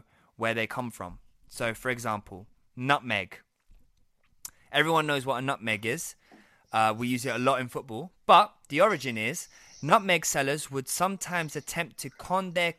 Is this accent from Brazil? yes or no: yes; Brazil; I'm from Brazil